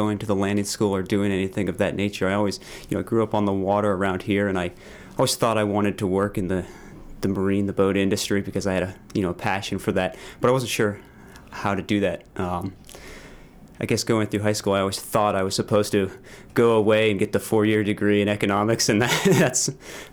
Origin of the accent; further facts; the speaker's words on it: Cape Elizabeth, Maine, United States; I grew up sailing in Casco Bay on boats with my family